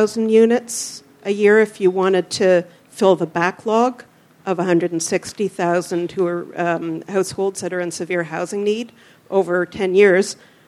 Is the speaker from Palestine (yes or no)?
no; Canada; now in Melbourne, Australia; I'm from Canada